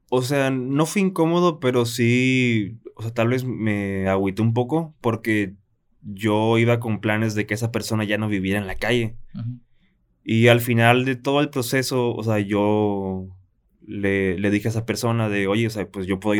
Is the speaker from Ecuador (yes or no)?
no; Guadalajara, Jalisco, Mexico; born there; also born or lived in Tijuana; No, yo nací en Guadalajara.